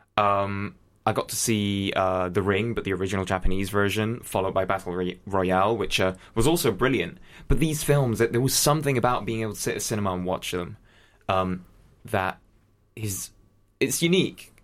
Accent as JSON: {"language": "English", "country": "Spain", "tie": "born or raised there", "first_language": "English", "said": "I grew up in Spain"}